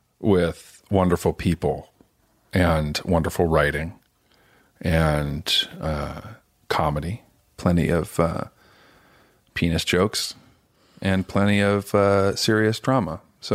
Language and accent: English; Sacramento, California, United States; born there; now in Los Angeles, United States; I was born in Sacramento.